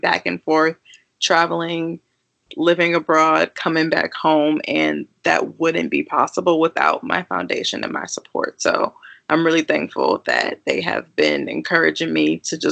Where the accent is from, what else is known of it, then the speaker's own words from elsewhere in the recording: Milwaukee, Wisconsin, United States; moved away as an adult; now in St. Louis, United States; I am born and raised in Milwaukee, Wisconsin, but I currently am enrolled in grad school and in my second year of grad school in St. Louis, Missouri